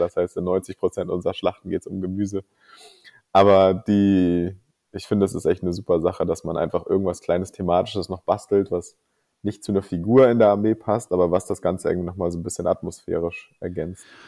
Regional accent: Kiel, Schleswig-Holstein, Germany; ich komme aus Kiel und wohne auch immer noch in Kiel tatsächlich. Ähm, und bin hier aufgewachsen, bin also echtes Nordlicht

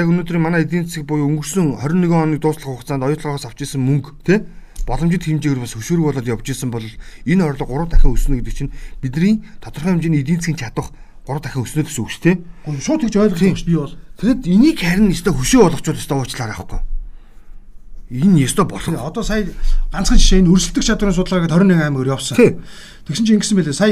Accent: Bulgan, Mongolia; За би бол өөрөө булган аймгийн хүүхэд хүн. Хүн. Булган аймаг төрж өссөн.

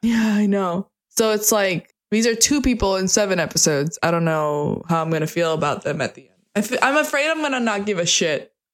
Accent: United States; I'm American.

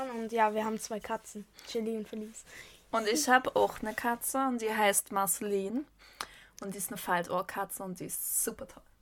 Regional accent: Saxony, Germany; wir kommen aus Raum Sachsen

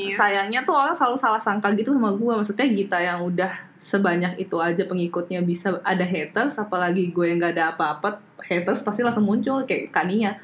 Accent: Indonesia; gue orang Indo banget

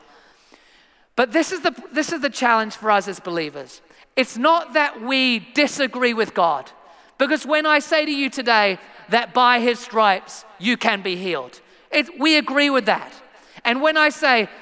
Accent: England, United Kingdom; moved away; I am from England originally

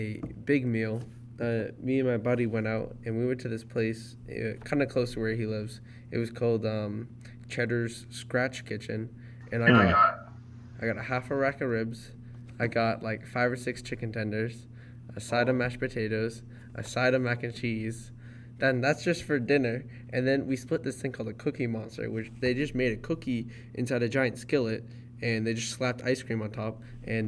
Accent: Boston, Massachusetts, United States; I'm from the Boston area

